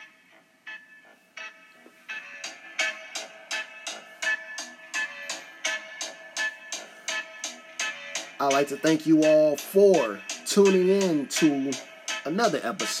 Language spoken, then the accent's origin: English; Chicago, Illinois, United States; I'm a dude from Chicago